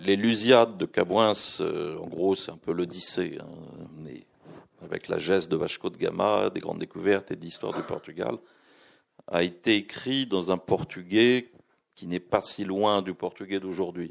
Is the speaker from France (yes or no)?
yes; France; il me demande d'où je viens, je dis je suis français